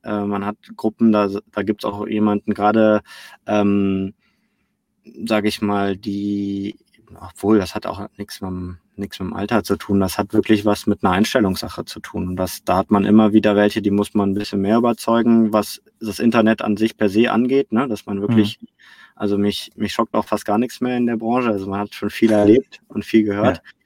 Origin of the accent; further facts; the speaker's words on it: Cologne, North Rhine-Westphalia, Germany; also born or lived in Barcelona; ich komme hier aus Köln, da wo auch iPad gerade sitzt. Wir sitzen ja hier im Mediapark, äh, unweit mhm. von meinem Zuhause, von meiner Heimatstadt